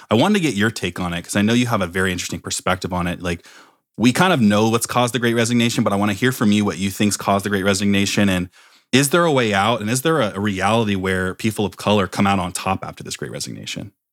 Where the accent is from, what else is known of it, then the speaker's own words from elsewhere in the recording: Oakland, California, United States; also born or lived in Palo Alto; I come from, I'm, I'm actually from Oakland